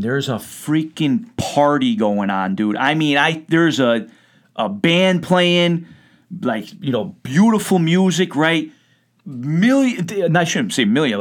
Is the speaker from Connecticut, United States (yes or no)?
yes; Connecticut, United States; growing up in Connecticut, man, like, you know, down in Norwalk